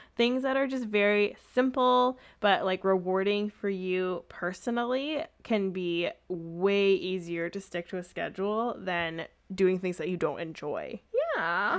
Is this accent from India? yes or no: no; Canada; accent: Canadian; my Canadian accent